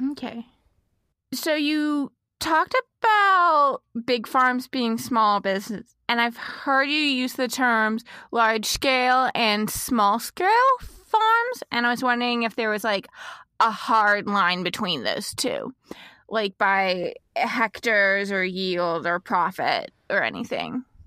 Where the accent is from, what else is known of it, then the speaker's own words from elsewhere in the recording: Texas, United States; now in Midwest, United States; we're both from Texas. I live in the Midwest right now